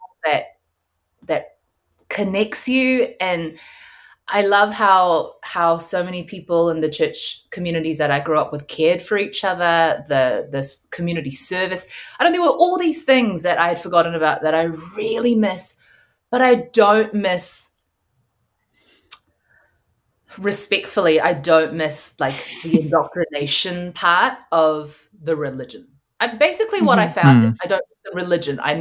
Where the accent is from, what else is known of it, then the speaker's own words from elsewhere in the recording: New Zealand; I grew up partly in the Korean Presbyterian church, partly in like a New Zealand Pākehā white Baptist church